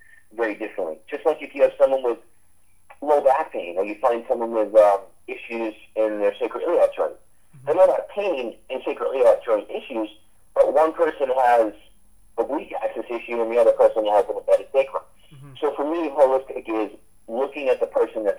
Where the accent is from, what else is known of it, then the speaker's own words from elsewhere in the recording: San Diego, California, United States; I'm from San Diego, so I travel up there eight months out of the year